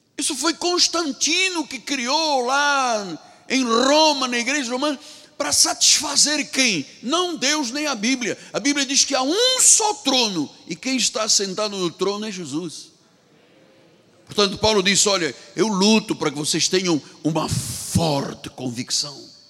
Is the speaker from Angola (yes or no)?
yes; Angola; moved away; Na minha terra, onde nasci, em Angola, nós tínhamos uma cultura portuguesa